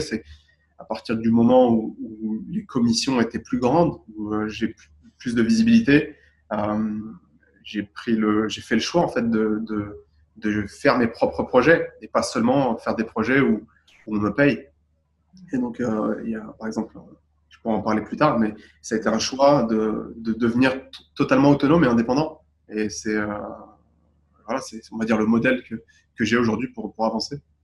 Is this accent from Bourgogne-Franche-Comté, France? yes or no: no; Boulogne-Billancourt, Île-de-France, France; moved away; also born or lived in Gabès, Tunisia / Dubai, United Arab Emirates; j'ai grandi à Boulogne-Billancourt à Paris